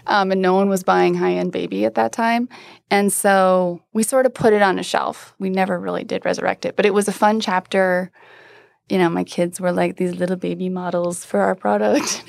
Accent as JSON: {"language": "English", "region": "Iowa", "country": "United States", "tie": "born or raised there", "moved": "yes", "lives_now": "Denver, United States", "said": "I grew up in Iowa"}